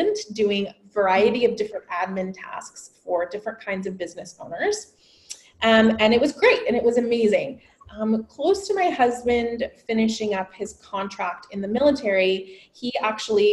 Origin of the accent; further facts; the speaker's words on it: San Diego, California, United States; I am originally from San Diego, California. I was a local girl